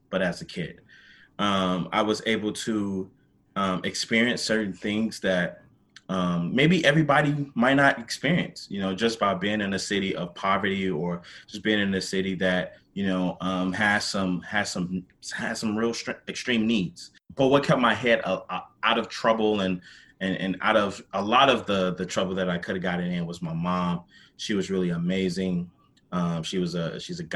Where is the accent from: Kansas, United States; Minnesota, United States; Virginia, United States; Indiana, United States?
Indiana, United States; Gary; now in Indianapolis, United States; I'm a product of Gary.